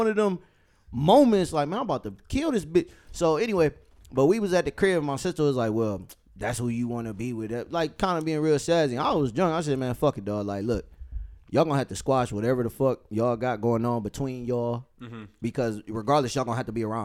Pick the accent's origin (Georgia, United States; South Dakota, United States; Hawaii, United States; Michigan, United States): Michigan, United States; Detroit; Grew up on Sunset.